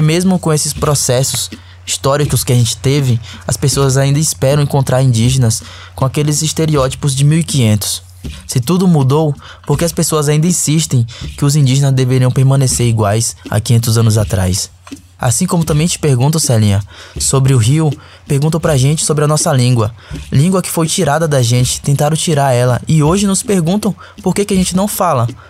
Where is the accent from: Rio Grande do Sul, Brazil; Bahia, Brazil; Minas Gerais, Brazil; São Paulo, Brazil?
Bahia, Brazil; Coroa Vermelha Pataxó village; Eu sou da aldeia Pataxó de Cura Vermelha